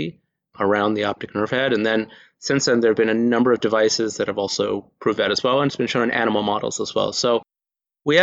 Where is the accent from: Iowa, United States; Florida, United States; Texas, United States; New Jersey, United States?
Texas, United States; Houston; moved away as an adult; now in Maryland, United States; I grew up in Houston, Texas